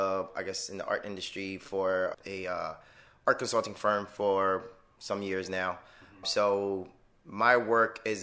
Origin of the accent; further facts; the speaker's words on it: Miami, Florida, United States; moved away as an adult; also born or lived in Detroit; now in Orlando, United States; I grew up in Miami